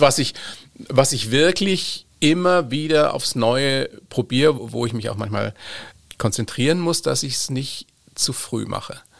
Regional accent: Germany; bei uns in Deutschland

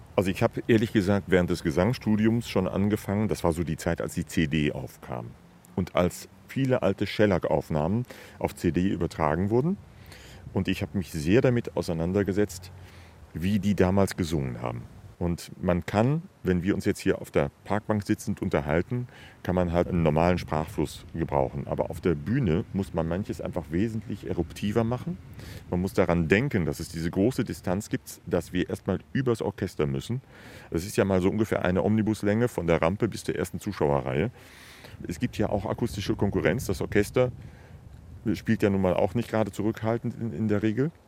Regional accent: the West, West Germany, Germany; moved away as an adult; now in Dresden, Germany; dass ich im Westen sozialisiert bin

